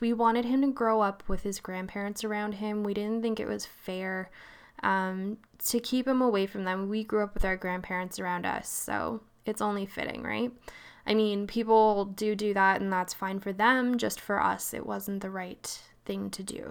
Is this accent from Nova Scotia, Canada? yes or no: yes; Nova Scotia, Canada; moved away; also born or lived in Vancouver, Canada; I'm East Co-, Coast, born and raised Nova Scotia, so that's where the weird voice comes from